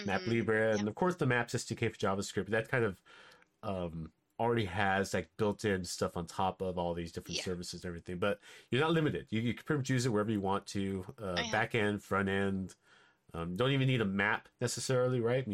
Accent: Los Angeles, California, United States; I grew up in LA, I grew up in East

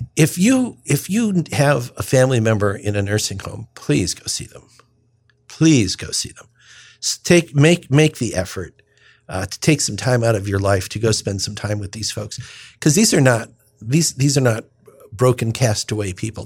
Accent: United States; I was born on the Illinois, Indiana state line, raised anyway there

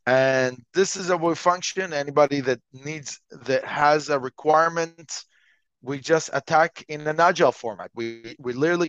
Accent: Montreal, Quebec, Canada; also born or lived in Israel; Okay, well, so I'm from Montreal, Canada. I'm actually originally from Israel, but that is really a long time ago.

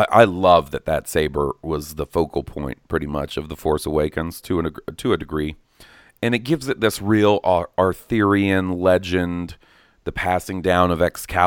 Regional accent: Gothenburg, Västra Götaland, Sweden; English is a second language; since I'm Swedish, I do have some knowledge about the genre. I have a lot of metalhead friends, and I'm from Gothenburg

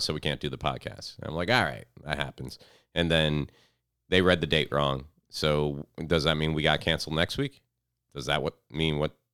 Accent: Fort Pierce, Florida, United States; now in Orlando, United States; I was down in Fort Pierce, like, around my hometown

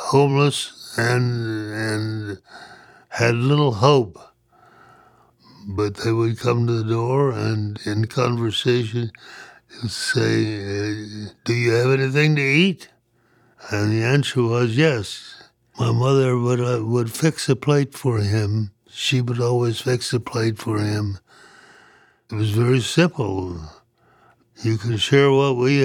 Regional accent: Lost Creek, West Virginia, United States; also born or lived in Liberia / Illinois; now in Greeley, United States; I was born in 1927 in Lost Creek, West Virginia

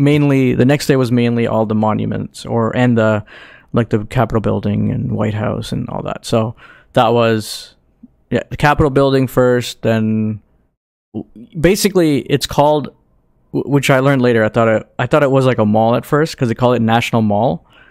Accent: Canada; we're Canadian

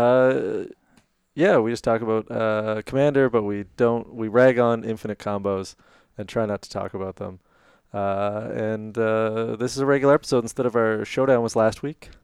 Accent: Canada; We're Canadian

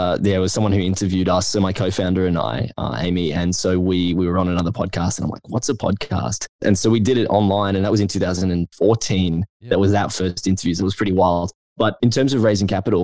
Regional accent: Brisbane, Queensland, Australia; I'm from Brisbane and I'd never been to Melbourne

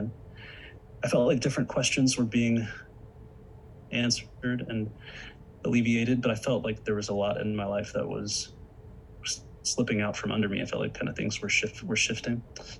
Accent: the Bible Belt, United States; growing up in churches in growing up in the Bible Belt, I was raised with having lots of questions

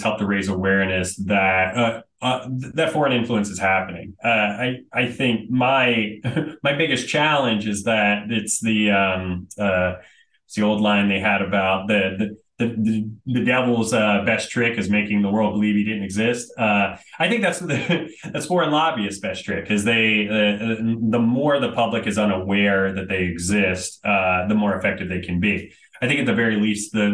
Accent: Florida, United States; I was born and raised in Florida

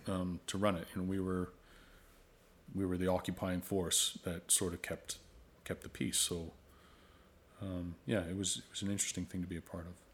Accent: Oakville, Ontario, Canada; I grew up in Oakville.

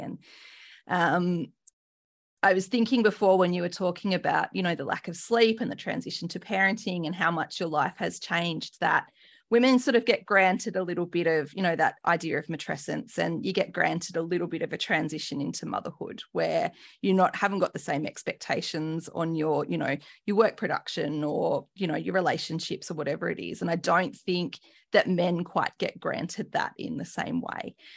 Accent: New South Wales, Australia; I grew up in New South Wales, grew up a rugby league girl

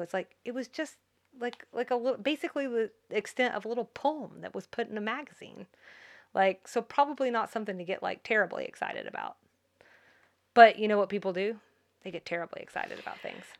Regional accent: Georgia, United States; I'm from Georgia

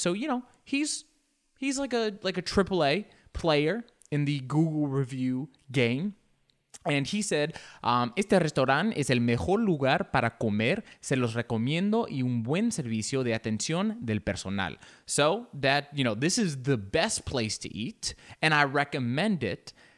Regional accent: United States; we're American

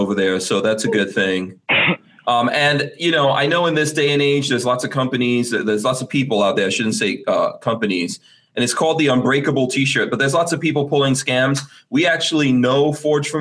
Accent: New York, United States; now in Gainesville, United States; I grew up in New York

